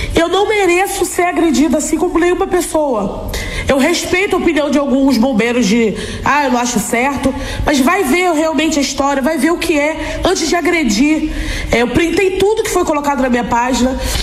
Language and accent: Portuguese; Brazil; sou negra, sou gorda, sou brasileira, sou atriz